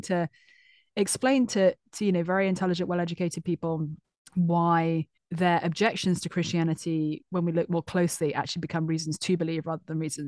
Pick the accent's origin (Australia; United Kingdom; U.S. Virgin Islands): United Kingdom; London; So I grew up mostly in London.